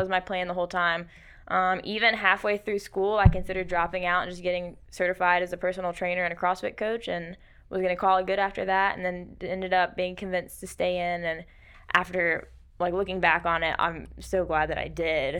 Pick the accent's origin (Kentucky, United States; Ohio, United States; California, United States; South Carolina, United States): South Carolina, United States; Rock Hill; moved away as an adult; now in Anderson, United States; I'm from the Rock Hill area up toward Charlotte